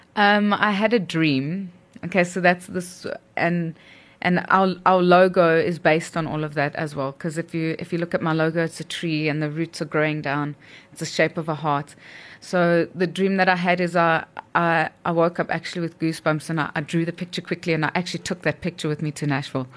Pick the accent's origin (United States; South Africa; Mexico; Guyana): South Africa; our South African roots